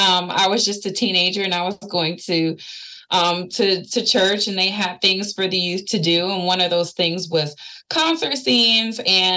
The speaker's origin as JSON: {"language": "English", "town": "Norfolk", "region": "Virginia", "country": "United States", "tie": "born or raised there", "said": "I was raised here in Norfolk, Virginia. So being from Virginia itself, it has such a rich, complicated history when it comes to culture and diversity."}